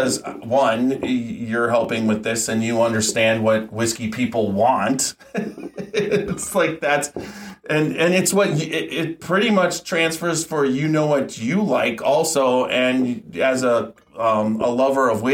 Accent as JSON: {"language": "English", "region": "Wisconsin", "country": "United States", "moved": "yes", "lives_now": "Ohio, United States", "said": "I'm from Wisconsin"}